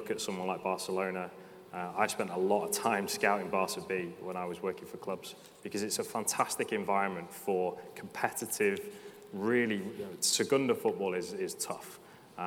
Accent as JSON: {"language": "English", "region": "Wales", "country": "United Kingdom", "said": "I'm Welsh"}